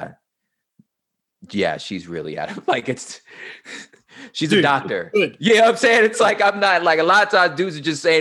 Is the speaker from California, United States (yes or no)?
yes; Los Angeles, California, United States; I am from South Central Los Angeles. I moved around a lot in the LA and surrounding areas.